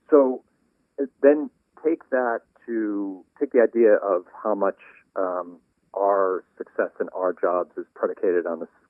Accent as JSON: {"language": "English", "town": "Washington", "region": "District of Columbia", "country": "United States", "tie": "born or raised there", "said": "a World Series in my hometown"}